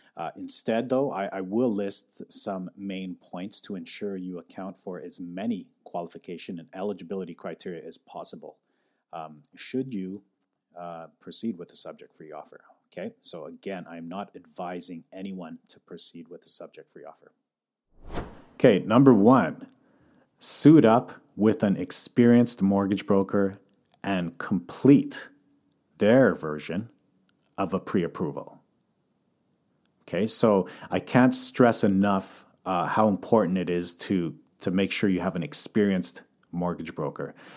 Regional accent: Calgary, Alberta, Canada; moved away as an adult; also born or lived in Croatia (heritage); now in Vancouver, Canada; coming from Calgary, born and raised in Calgary

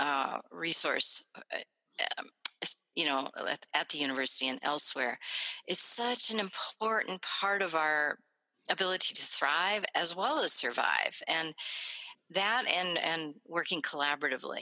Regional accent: Springfield, Ohio, United States; moved away as an adult; also born or lived in Illinois / Oregon; now in Minnesota, United States; I grew up middle class in Springfield, Ohio

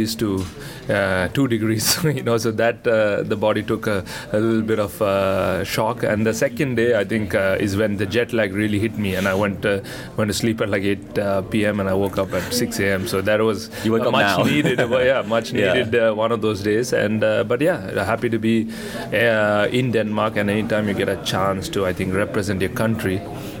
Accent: India

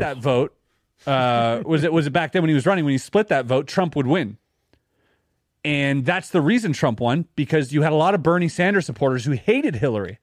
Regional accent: Canada; I'm Canadian

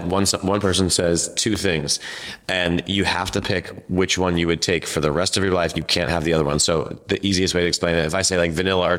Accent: New England, United States; now in Brooklyn, United States; I'm from New England.

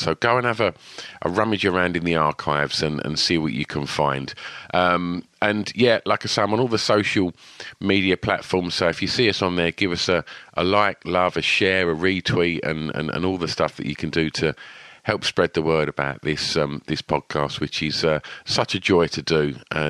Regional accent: East of England, United Kingdom

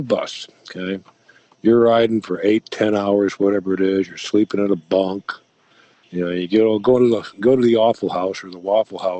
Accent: Syracuse, New York, United States; now in Florida, United States; I'm from Syracuse, New York

